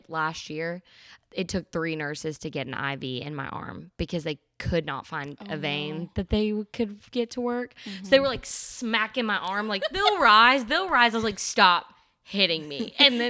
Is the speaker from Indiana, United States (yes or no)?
yes; Indiana, United States; now in Tennessee, United States; But I'm originally from Indiana, so I'm not a Tennessee girl. So sorry, everybody. You wouldn't know that, but I'm from Indiana originally, moved around a ton of times, 19 times before I was 18, which is really crazy.